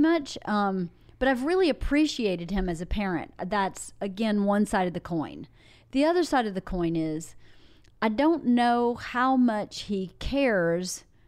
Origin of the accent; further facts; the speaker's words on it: Georgia, United States; I'm from Georgia.